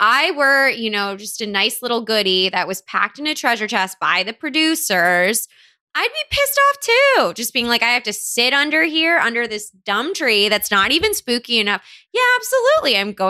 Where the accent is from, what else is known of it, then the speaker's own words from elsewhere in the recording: New Jersey, United States; I'm from New Jersey, which has the spookiest tree of all time, the devil's tree.